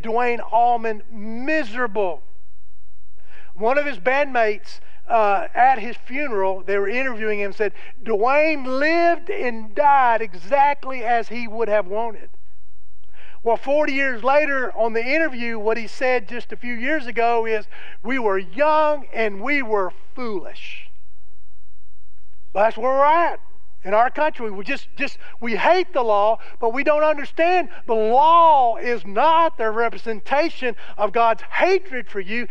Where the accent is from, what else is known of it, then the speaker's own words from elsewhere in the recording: the South, United States; being a Southerner